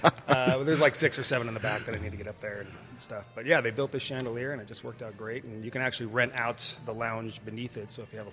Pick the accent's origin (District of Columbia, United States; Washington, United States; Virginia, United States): Washington, United States; Seattle; moved away as an adult; now in Arizona, United States; But yeah, I grew up in Seattle.